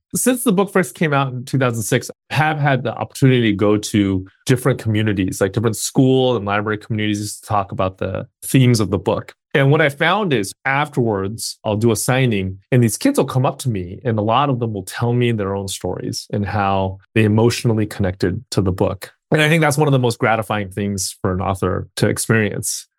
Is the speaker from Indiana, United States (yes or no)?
no; Bay Area, California, United States; also born or lived in Alameda, California / South Bay, California; I was born and raised in the Bay Area.